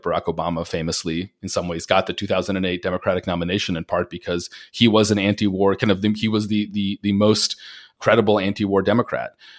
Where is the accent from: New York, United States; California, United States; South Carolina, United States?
New York, United States; Long Island; growing up on Long Island